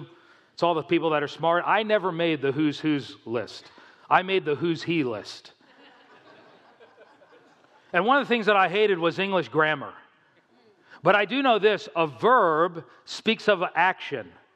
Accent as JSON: {"language": "English", "region": "South Florida", "country": "United States", "tie": "born or raised there", "also_born_or_lived": "New Jersey", "moved": "yes", "said": "I grew up in South Florida"}